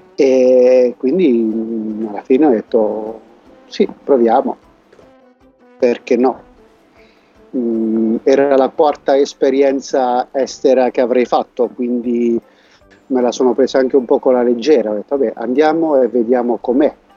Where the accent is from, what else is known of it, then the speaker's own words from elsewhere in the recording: Casoli, Abruzzo, Italy; moved away as an adult; also born or lived in Bologna; now in Valencia, Spain; sono abruzzese, della zona della provincia di Chieti, di Casoli, non del Teramano